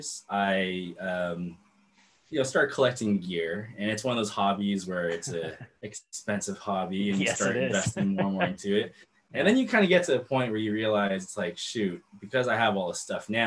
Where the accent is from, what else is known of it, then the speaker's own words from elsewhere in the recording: Sacramento, California, United States; also born or lived in Irvine, California; I'm very proud of Sacramento, just being born and raised here